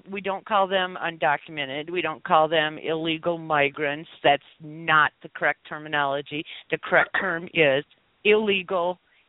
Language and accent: English; Minnesota, United States; yes, I am from Minnesota.